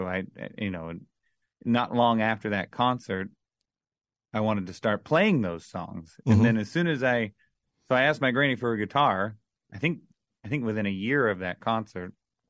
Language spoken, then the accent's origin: English; Orlando, Florida, United States; now in Nashville, United States; Really, it would have been just growing up in Orlando in the, you know, around the kids and stuff I grew up around. It was kind of wasn't the wealthiest area